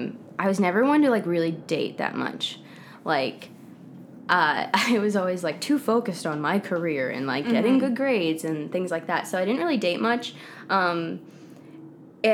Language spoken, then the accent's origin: English; New Jersey, United States; also born or lived in Florida; now in Los Angeles, United States; I'm originally from New Jersey.